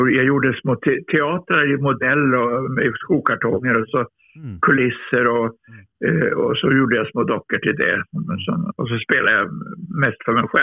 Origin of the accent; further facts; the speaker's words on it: Luleå, Norrbotten County, Sweden; jag är norrlänning, jag är seg.